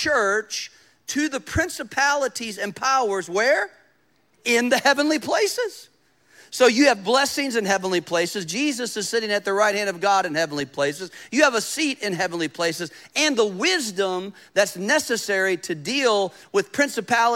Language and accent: English; United States; As an American